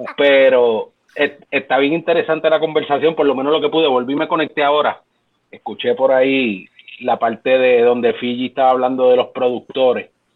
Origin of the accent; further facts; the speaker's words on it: Puerto Rico; nuestra cultura como latinos, como puertorriqueños